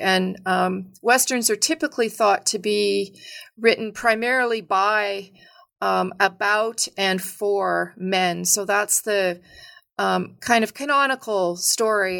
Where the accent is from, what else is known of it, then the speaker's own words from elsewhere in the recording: Edmonton, Alberta, Canada; I grew up in, uh, a sort of middle-sized city in, um, Alberta called Edmonton